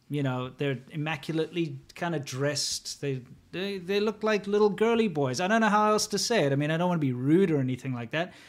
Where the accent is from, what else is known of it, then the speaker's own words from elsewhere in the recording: South Africa; moved away as an adult; also born or lived in China; growing up in my twenty-five years, growing up in South Africa